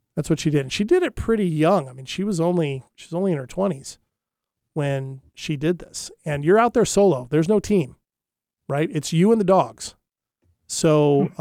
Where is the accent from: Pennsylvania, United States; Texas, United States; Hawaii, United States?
Hawaii, United States; I grew up in Hawaii